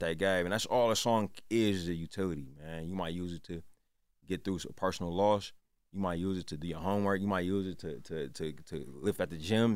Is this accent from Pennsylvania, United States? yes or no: no; Oakland, California, United States; also born or lived in Richmond, California; I was born in Oakland. My whole family's from there.